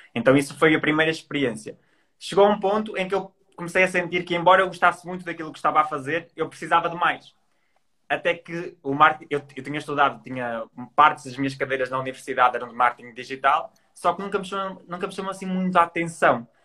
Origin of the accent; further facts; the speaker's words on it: Trás-os-Montes, Norte, Portugal; moved away as an adult; now in Porto, Portugal; eu sou transmontano, nasci em Trás Montes e com 18 anos decidi vir estudar para o Porto, que é onde eu estou